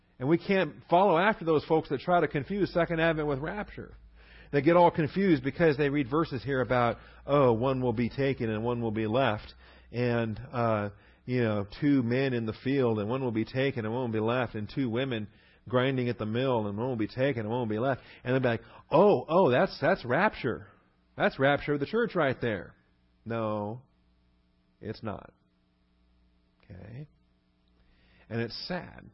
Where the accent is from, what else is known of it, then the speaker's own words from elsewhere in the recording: West Coast, United States; moved away; I grew up on the West Coast